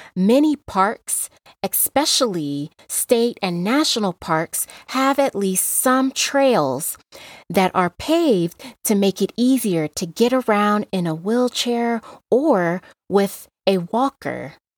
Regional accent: Las Vegas, Nevada, United States; I grew up in Las Vegas

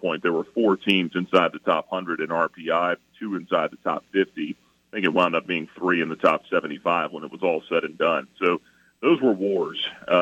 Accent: Atlanta, Georgia, United States; I grew up in Atlanta

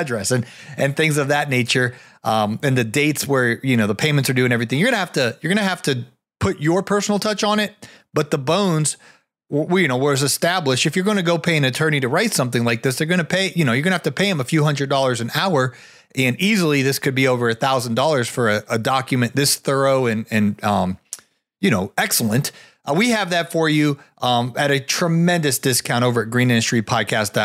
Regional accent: Ohio, United States; Ohio, my home state.

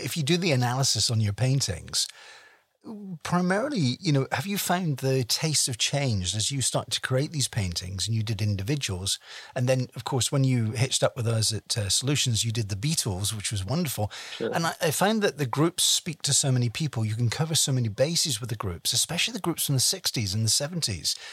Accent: United Kingdom; being a Brit

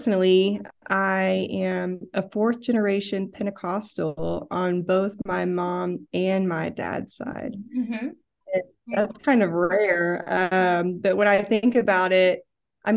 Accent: Tyler, Texas, United States; I grew up in East Texas, Tyler

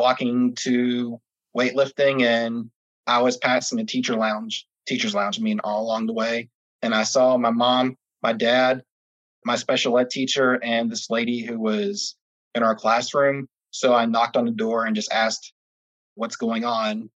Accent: Orlando, Florida, United States; I'm from Orlando, Florida

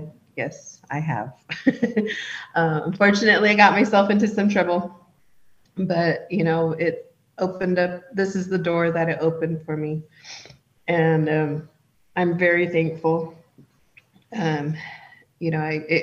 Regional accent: Round Valley Indian Reservation, California, United States; I'm from the Round Valley Indian Reservation

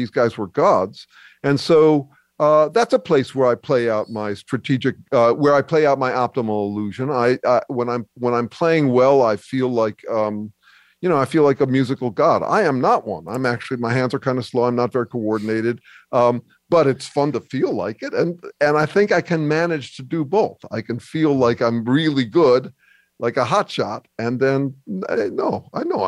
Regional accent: California, United States; I'm Californian

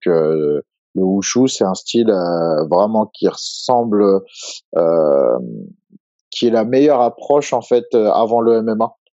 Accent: Évry-Courcouronnes, Île-de-France, France; j'ai grandi en fait à Évry-Courcouronne.

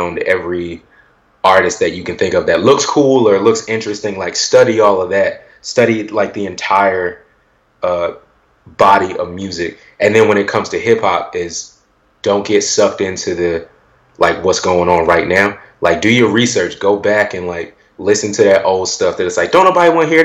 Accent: Willingboro, New Jersey, United States; being from Willingboro

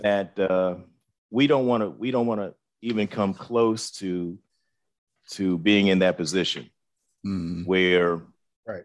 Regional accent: Washington, District of Columbia, United States; I am from Southeast DC

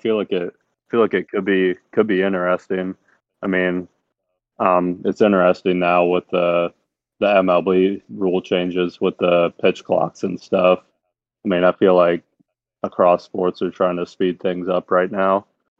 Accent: Pennsylvania, United States; I'm from Pennsylvania. I grew up a big Penn State fan

